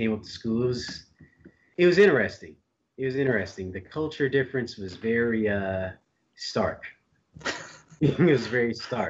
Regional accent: Nashville, Tennessee, United States; also born or lived in Huntsville; now in Chicago, United States; I was born in Chicago, and I lived in a few different places growing up. From Chicago, I moved to Huntsville, Alabama when I was like 8. I lived there for a few years, and then Nashville, Tennessee from like 4th grade, 5th grade up until my freshman year of college.

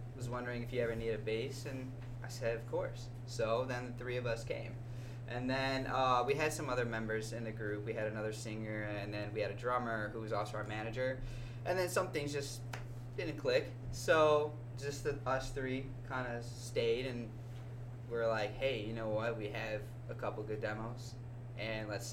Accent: Chicago, Illinois, United States; we're from Chicago

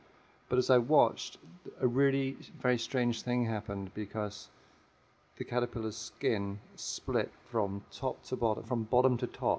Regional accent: England, United Kingdom; Well, I'm a preacher's kid. I was raised in England, but my dad was an army chaplain. He traveled around the world.

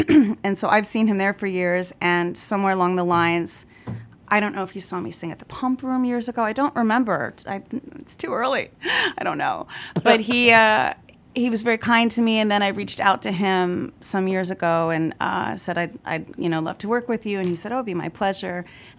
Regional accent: Ohio, United States; I came from Ohio. I really didn't have any experience singing jazz until I moved to the city.

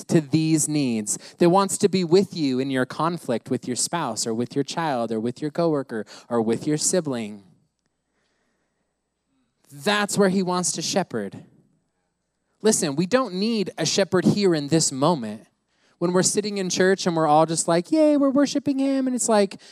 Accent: United States; I grew up in the States

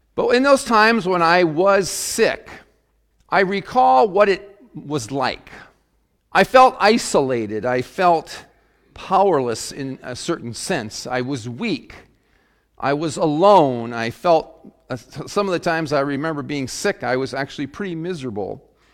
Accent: Webster, South Dakota, United States; I grew up in Webster, South Dakota

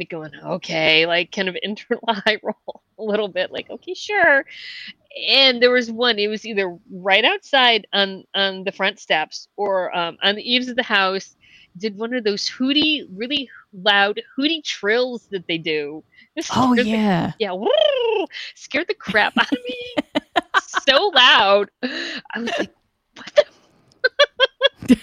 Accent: Ohio, United States; growing up in Ohio

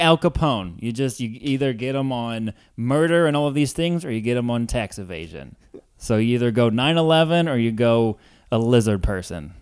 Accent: Columbia, Missouri, United States; also born or lived in Ferguson, Missouri / Saint Louis, Missouri; now in Chicago, United States; grew up in Columbia, where Mizzou is

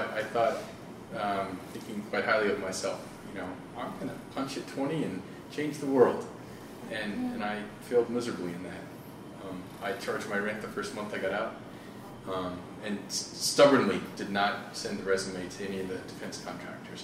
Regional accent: Wyoming, United States; moved away as an adult; I grew up in Wyoming

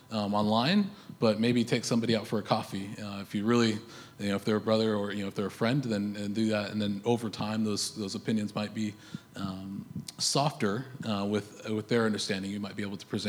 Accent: United States; now in Canada; I'm an American

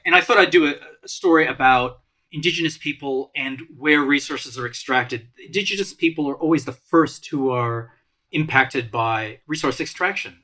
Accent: Malta; moved away; I came from Malta

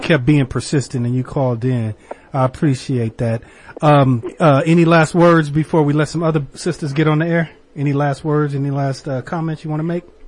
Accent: Southern California, United States; I was born and raised in California. I grew up in Southern California

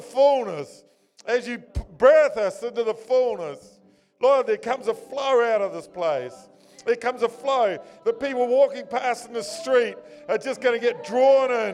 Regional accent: Nelson, New Zealand; moved away as an adult; also born or lived in Fiordland / Orepuki; I was born in Nelson actually, to a mother

